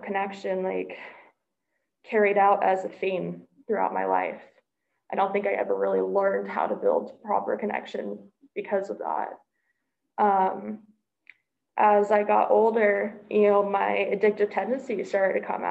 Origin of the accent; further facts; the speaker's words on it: Dallas, Texas, United States; I come from Dallas, Texas